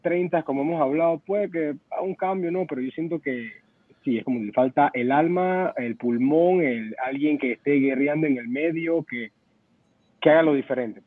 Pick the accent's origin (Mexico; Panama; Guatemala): Panama; yo como panameño